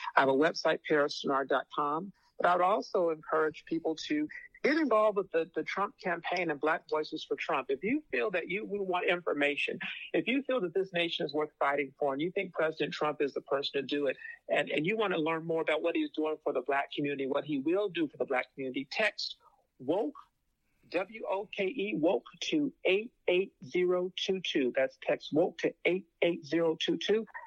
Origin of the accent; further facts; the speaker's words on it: Phoenix, Arizona, United States; I'm from Phoenix